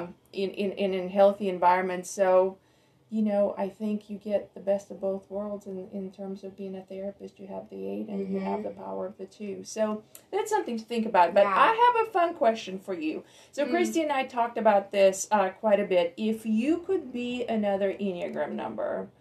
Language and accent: English; Russia; moved away; I come from Russia